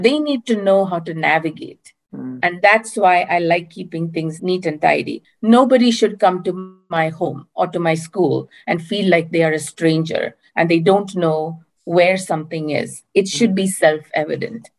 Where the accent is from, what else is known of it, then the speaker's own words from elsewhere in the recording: India; moved away as an adult; now in Berkeley, United States; I currently live near Berkeley, California, in the United States, but I'm originally from India